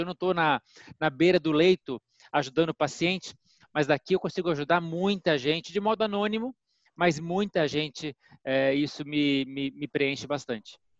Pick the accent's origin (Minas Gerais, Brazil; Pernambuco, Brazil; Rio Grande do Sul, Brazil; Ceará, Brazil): Minas Gerais, Brazil; now in São Paulo, Brazil; sou mineiro